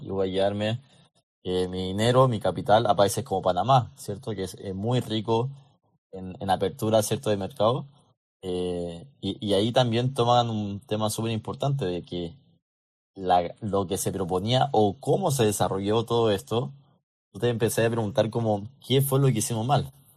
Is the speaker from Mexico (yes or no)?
no; Chile; muchos de los chilenos necesitamos eso